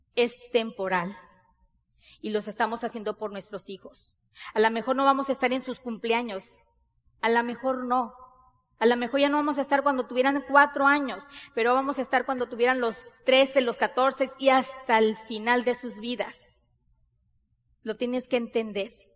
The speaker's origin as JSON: {"language": "Spanish", "region": "Sonora", "country": "Mexico", "said": "Nosotros somos mexicanos, bien mexicanas. Somos de Sonora, del norte del país de México."}